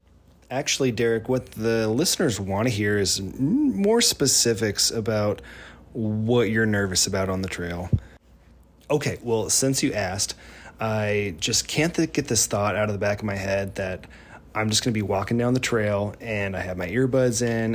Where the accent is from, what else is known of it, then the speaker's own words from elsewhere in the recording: Paradise, California, United States; now in San Antonio, United States; from San Antonio, Texas, where I've lived for the last 4 years. But originally, I hail from a small town in Northern California called Paradise. It's in the foothills of the Sierra Nevadas, and that's where I grew up